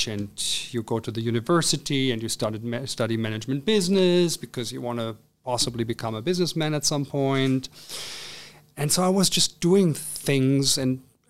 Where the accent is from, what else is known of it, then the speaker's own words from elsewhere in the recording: Cologne, North Rhine-Westphalia, Germany; moved away as an adult; also born or lived in Trier / Spain / Hamburg; I'm actually from Cologne. I've been born in Cologne, Germany, and lived there for the first 18 years of my life with my parents and my brother